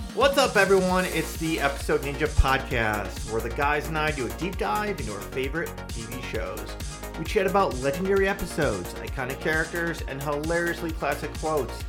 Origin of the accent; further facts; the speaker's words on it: Chicago, Illinois, United States; We're both from Chicago.